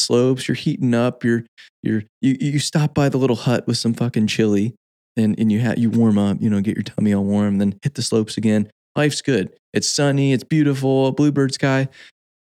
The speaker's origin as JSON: {"language": "English", "town": "Phoenix", "region": "Arizona", "country": "United States", "tie": "born or raised there", "said": "I grew up in Phoenix, Arizona"}